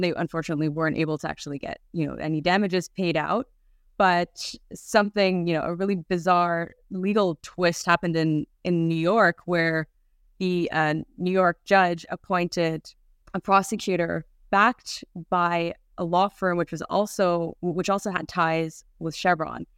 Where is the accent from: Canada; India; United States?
Canada; moved away; also born or lived in Europe; I'm Canadian, but I guess I just wasn't paying attention at the time living in Europe.